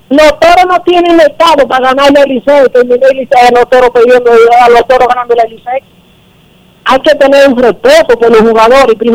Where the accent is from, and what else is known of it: Dominican Republic